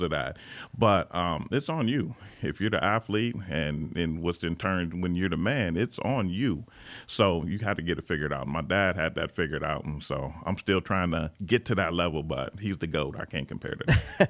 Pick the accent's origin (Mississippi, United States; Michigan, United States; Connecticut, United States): Michigan, United States; Lansing; moved away as an adult; now in California, United States; I'm originally from Lansing, Michigan